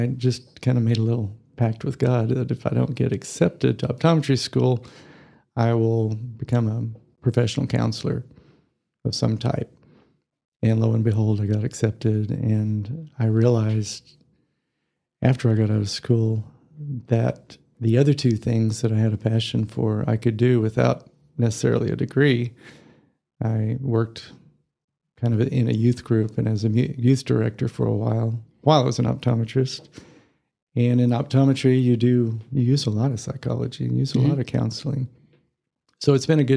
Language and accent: English; Amarillo, Texas, United States; also born or lived in Houston, Texas / Fort Worth, Texas; I was born in Houston. My father is an optometrist, was an optometrist, and got transferred to Amarillo when I was four. So I did all my schooling here